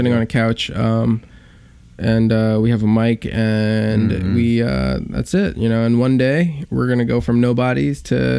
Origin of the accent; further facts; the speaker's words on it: New York City, New York, United States; I grew up in Queens. I was a Korean American kid growing up in Queens. Went to schools that were mostly Hispanic.